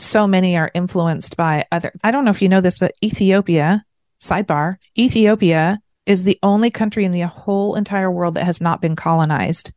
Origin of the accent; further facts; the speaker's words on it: United States; And then as an American, I was really striving to be a lot of the things that Americans were